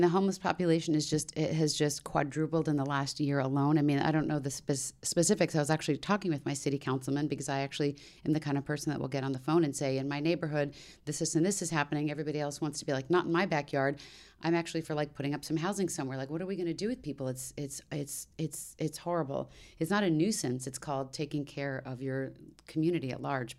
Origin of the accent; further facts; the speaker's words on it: D.C. area, Maryland, United States; moved away; the D C area where I grew up in Maryland.